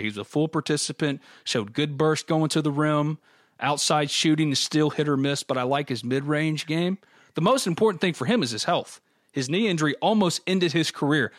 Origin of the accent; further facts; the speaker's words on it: New Albany, Mississippi, United States; New Albany, my hometown